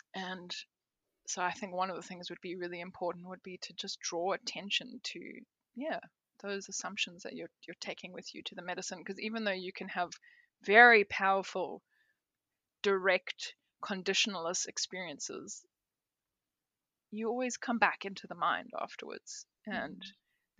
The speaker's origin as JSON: {"language": "English", "country": "South Africa", "also_born_or_lived": "Peru", "moved": "yes", "lives_now": "Australia", "said": "I'm South African. I went and did an apprenticeship in Peru, then I moved to Australia"}